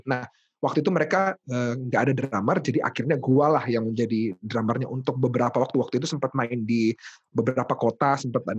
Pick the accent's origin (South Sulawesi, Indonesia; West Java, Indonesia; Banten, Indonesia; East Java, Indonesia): South Sulawesi, Indonesia; Makassar; now in Jakarta, Indonesia; gua gua dari Makassar jadi um